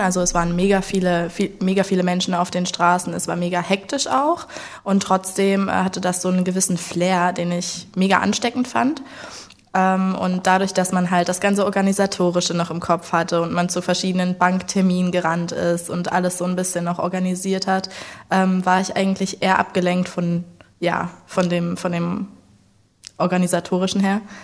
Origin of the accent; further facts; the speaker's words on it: Leipzig, Saxony, Germany; moved away as an adult; also born or lived in New Zealand; geboren und aufgewachsen in Leipzig